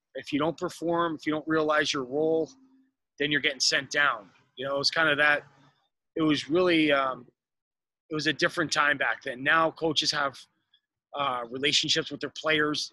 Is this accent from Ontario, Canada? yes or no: yes; Toronto, Ontario, Canada; moved away; I'm, I'm originally from Toronto, Canada. Um, I was raised in um, you know the inner city, kind of downtown Toronto